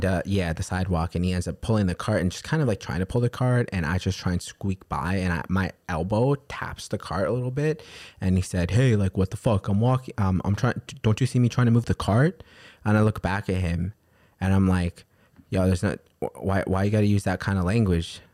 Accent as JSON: {"language": "English", "town": "New York City", "region": "New York", "country": "United States", "tie": "born or raised there", "said": "growing up in New York City my whole entire life"}